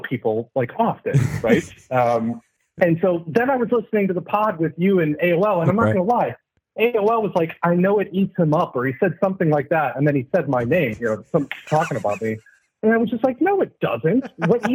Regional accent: Batavia, Illinois, United States; moved away as an adult; also born or lived in Washington, D.C.; now in Australia; I grew up in a little suburb, safe suburb outside of Chicago, Illinois, known as Batavia.

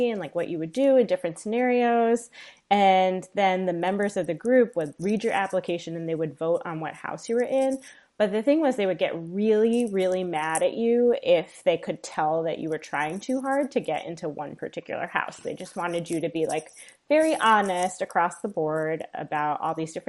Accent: New York, United States; moved away as an adult; now in Midwest, United States; I'm a New Yorker by birth and at heart

